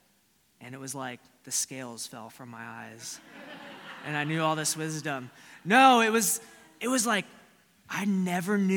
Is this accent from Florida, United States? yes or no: yes; Florida, United States; Growing up in Florida is a lot like Texas.